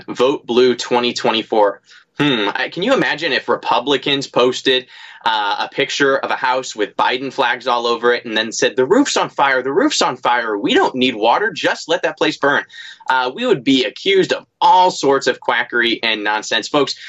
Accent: Missouri, United States; my home state of Missouri.

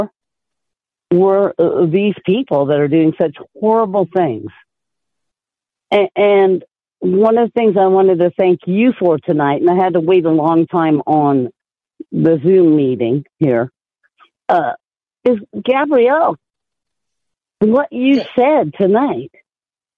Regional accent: Oakland, California, United States; I grew up in Oakland, California

